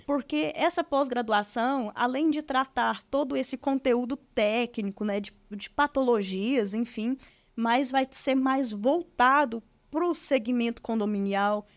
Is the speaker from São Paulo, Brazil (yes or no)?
no; Goiânia, Goiás, Brazil; Sou natural de Goiânia.